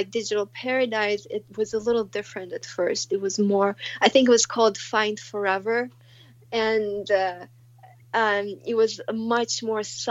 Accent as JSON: {"language": "English", "region": "Moscow", "country": "Russia", "tie": "born or raised there", "moved": "yes", "said": "I grew up in Moscow, so it's, like, part of the culture"}